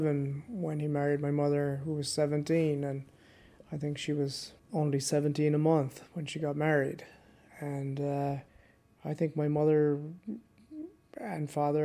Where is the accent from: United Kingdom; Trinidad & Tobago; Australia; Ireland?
Ireland; Cork, Munster; We grew up on the Black Rock Road in Ballantemple, great neighbourhood